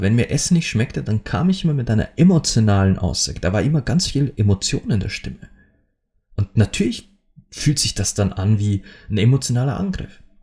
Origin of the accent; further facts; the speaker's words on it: Austria; bei uns in Österreich